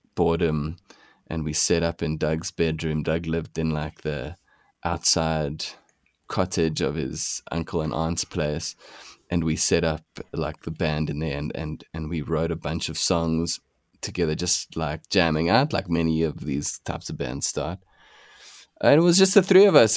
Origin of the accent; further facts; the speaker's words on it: Pretoria, Gauteng, South Africa; now in Johannesburg, South Africa; we grew up in Pretoria